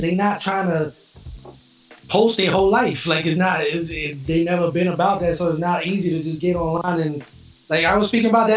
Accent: New York, United States; moved away as an adult; now in Florida, United States; I'm from New York. I live in Florida now. I've been here like 6 years

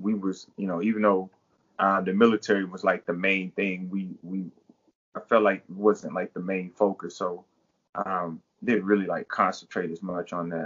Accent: North Carolina, United States; moved away as an adult; now in Denver, United States; I'm from North Carolina.

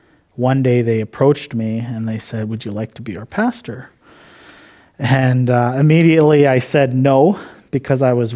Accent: Cumberland House, Saskatchewan, Canada; I'm from Cumberland House Cree Nation. I grew up there my whole life.

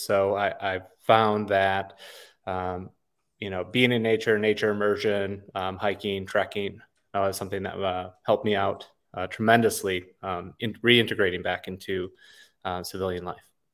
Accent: Wisconsin, United States; now in Los Padres National Forest area, California, United States; I was raised in Wisconsin

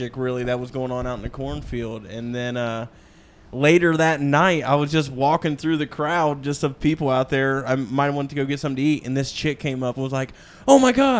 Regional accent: West Milton, United States; this little country town called West Milton

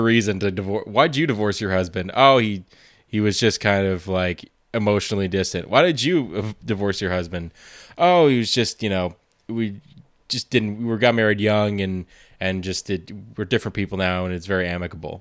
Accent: Montreal, Quebec, Canada; I'm from Montreal

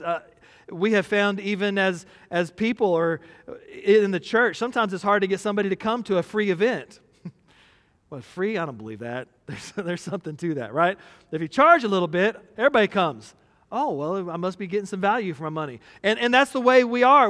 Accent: Texas, United States; we're from Texas

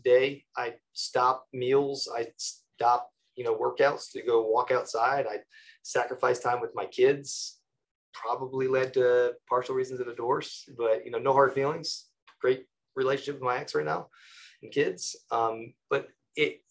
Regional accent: Connecticut, United States; I'm from Connecticut.

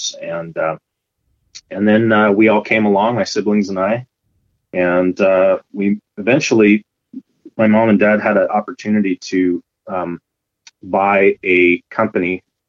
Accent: Iowa, United States; moved away as an adult; also born or lived in Langley, British Columbia, Canada; now in Abbotsford, Canada; Growing up in Iowa, my parents are farmers

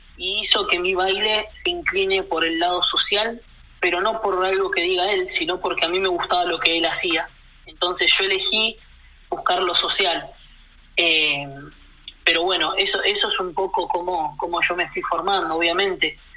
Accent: Allen, Río Negro, Argentina; also born or lived in Buenos Aires; now in Allen, Argentina; Hoy vivo en la ciudad donde mis papás empezaron a trabajar. Eh, yo me mudé de donde viven ellos y me vine a la ciudad de Allen

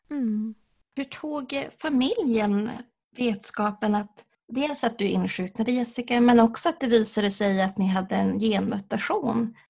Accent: Norrland, Sweden; accent: Norrland dialect; jag med min norrländska.

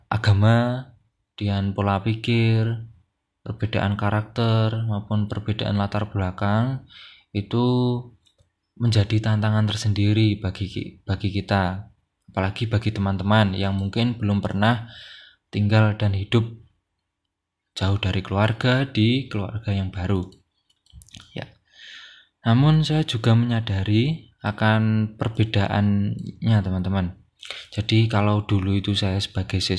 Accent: Blitar, East Java, Indonesia; saya bukan orang Jogja, saya orang Blitar dari Jawa Timur.

